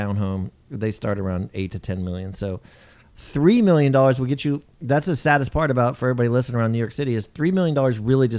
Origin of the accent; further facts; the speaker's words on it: Japan; moved away; when we grew up in Japan, we were always in earthquakes in Japan all the time.